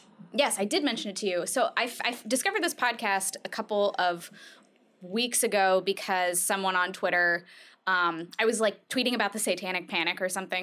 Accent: Colorado, United States; I'm from Colorado

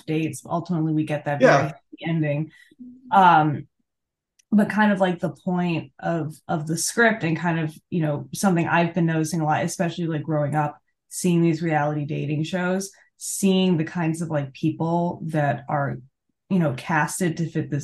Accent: New York, United States; I'm also from New York

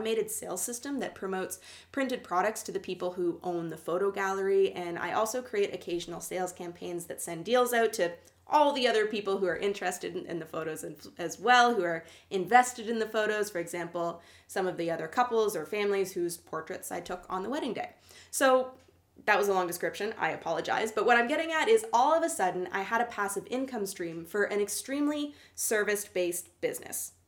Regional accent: Canada; I'm Canadian

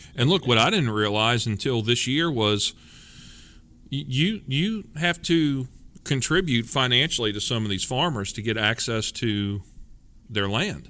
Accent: Louisiana, United States; I'm from Louisiana and we kinda know what good groceries are

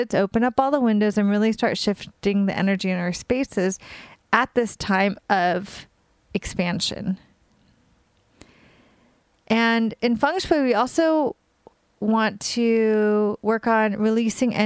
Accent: California, United States; now in New York, United States; I'm from California and I live in New York, and I'm in New York mostly now

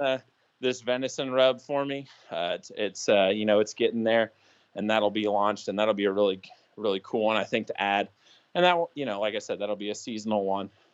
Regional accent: Indiana, United States; moved away; also born or lived in Pennsylvania; where I grew up in Indiana

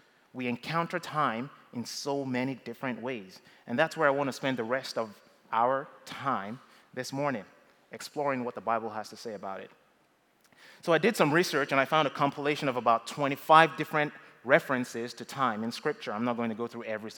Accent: Nigeria; moved away as an adult; now in United States; when I was growing up in Nigeria

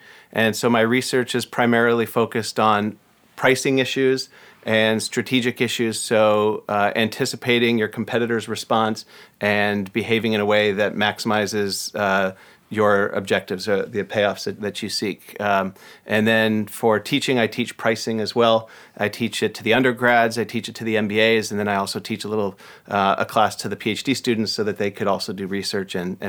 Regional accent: Ohio, United States; also born or lived in Michigan; now in Seattle, United States; Raised in Ohio. I moved there when I was 3 months old. Went to school at Northwestern, which is outside Chicago, and then came here. So Midwestern born and raised, and now a proud Seattleite.

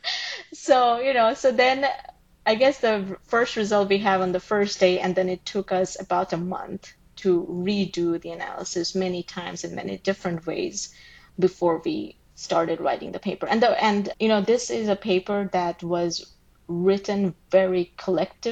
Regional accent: Bangladesh; moved away as an adult; I grew up in Bangladesh and we didn't have like pools and stuff, so I never really swam

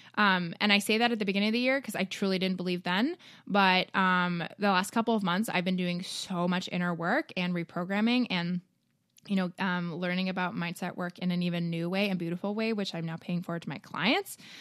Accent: Toronto, Ontario, Canada; moved away; also born or lived in Chicago; I grew up in Toronto

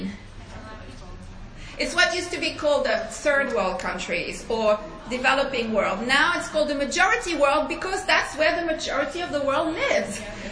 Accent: France; accent: French; please forgive my accent, I'm French

